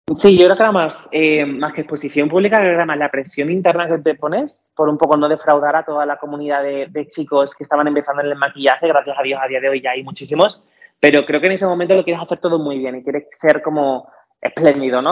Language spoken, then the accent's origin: Spanish; Cádiz, Andalusia, Spain; nací y crecí en Cádiz